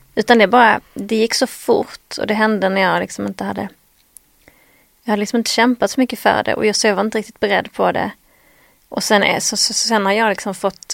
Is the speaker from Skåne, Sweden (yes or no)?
yes; Skåne, Sweden; accent: Scanian (skånska); min skånska ibland blir så konstig